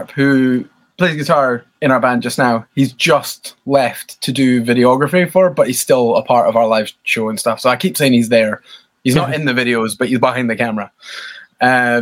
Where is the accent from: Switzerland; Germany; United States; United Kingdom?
United Kingdom; Scotland; from a little town like 40 miles out. Yeah. So it's tiny. It's famous for golf of all things